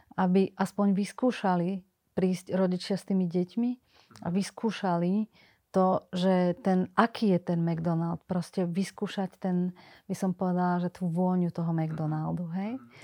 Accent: Slovakia; bola som prvá zo Slovenska, ktorá som išla študovať na Hamburger University do Chicaga

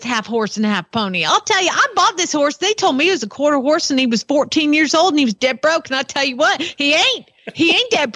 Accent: Georgia, United States; I'm from Georgia.

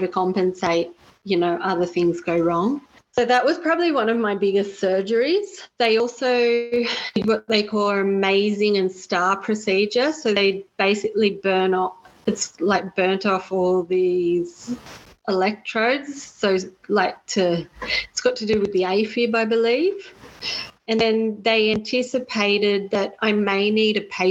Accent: Australia; we travelled the 6 hours from Sydney back to my hometown

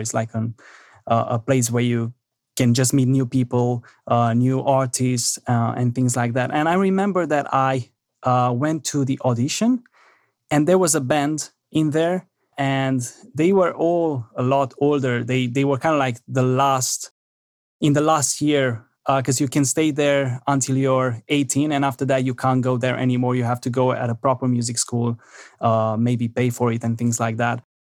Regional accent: Romania; moved away; I'm originally from Romania

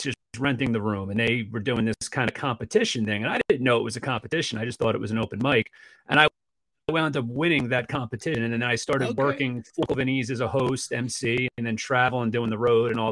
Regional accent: Jersey Shore, Ocean County, New Jersey, United States; also born or lived in North Bergen, Hudson County, New Jersey; Born in Hudson County, North Bergen area. Grew up, down the shore for the most part. Went to high school in Ocean County

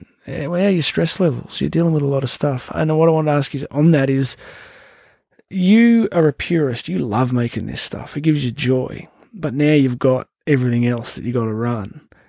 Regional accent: Newcastle, New South Wales, Australia; born or raised there

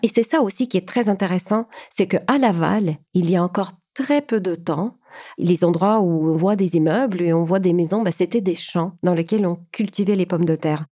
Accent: Ukraine; now in Canada; je suis ukrainienne. J'ai quitté l'Ukraine en 1995, arrivée au Canada en 2005

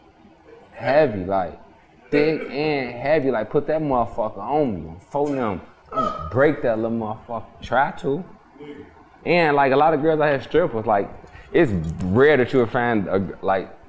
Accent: Chicago, Illinois, United States; I'm from Chirac

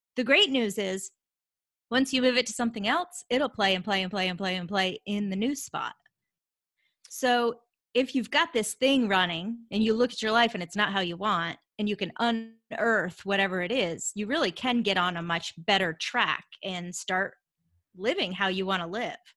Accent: Vermont, United States; moved away as an adult; now in Atlanta, United States; I grew up in Vermont, so I live in Atlanta, Georgia now, but I grew up in Vermont and, um, lived there, you know, through college and then I left

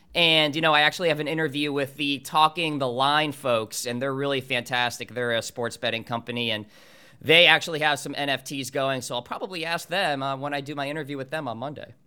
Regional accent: New Hampshire, United States; my hometown course up in New Hampshire called Green Meadow

